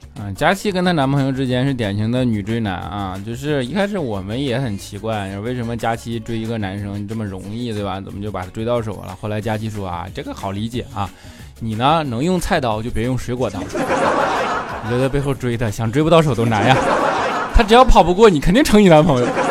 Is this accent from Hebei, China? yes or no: no; Jinzhou, Liaoning, China; 辽宁锦州的